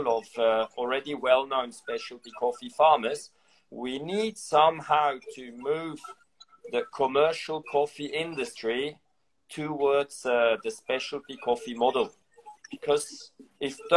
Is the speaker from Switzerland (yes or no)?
yes; Switzerland; my home country, Switzerland